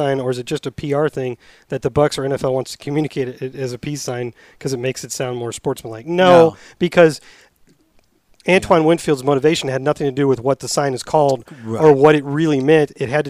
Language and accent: English; Germany; English is a second language; moved away